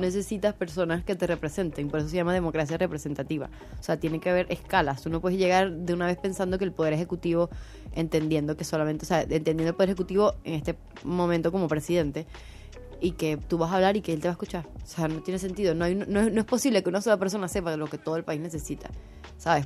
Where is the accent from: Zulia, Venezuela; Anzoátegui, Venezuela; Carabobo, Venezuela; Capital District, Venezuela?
Zulia, Venezuela; Maracaibo; yo soy maracucha antes que venezolana